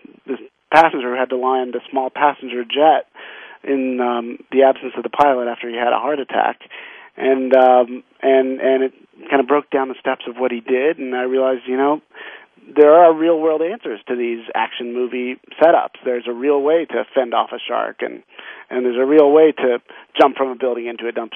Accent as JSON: {"language": "English", "region": "the West", "country": "United States", "tie": "born or raised there", "said": "I grew up in the West"}